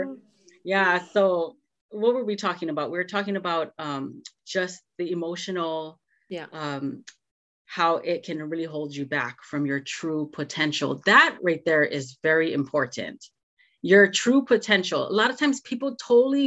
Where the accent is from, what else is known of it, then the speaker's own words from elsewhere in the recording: Hawaii, United States; growing up in Hawaii